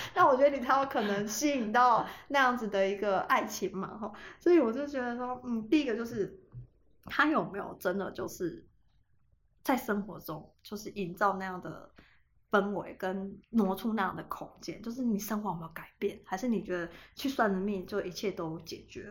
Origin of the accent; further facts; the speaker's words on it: Taiwan; 我老家是在一个很偏僻的地方